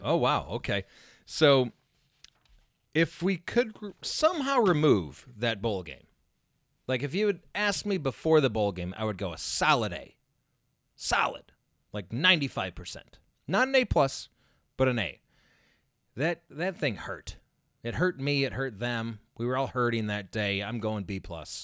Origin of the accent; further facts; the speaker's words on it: Indiana, United States; I grew up in Indiana.